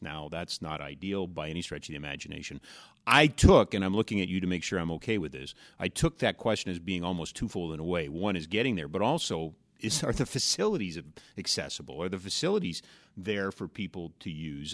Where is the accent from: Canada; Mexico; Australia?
Canada; Edmonton, Alberta; now in Calgary, Canada; back in the early eighties when I was growing up in Edmonton